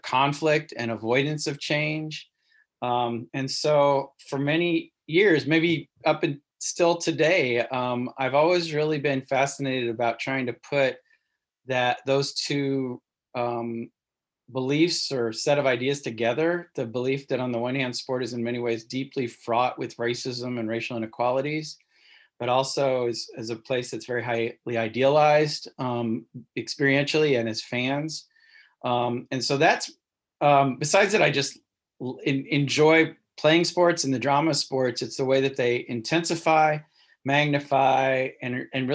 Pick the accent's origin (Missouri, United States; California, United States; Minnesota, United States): Missouri, United States; Cape Girardeau; I grew up in Southern Missouri